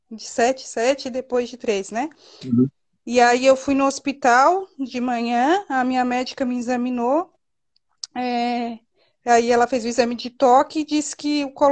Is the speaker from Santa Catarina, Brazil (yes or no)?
yes; Santa Catarina, Brazil; Doutor, eu sou de Santa Catarina, eu tô de 38 semanas